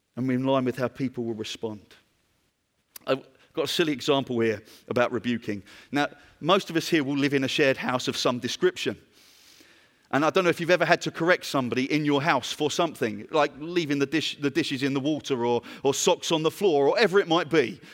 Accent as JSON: {"language": "English", "country": "United Kingdom", "said": "I'm from Britain."}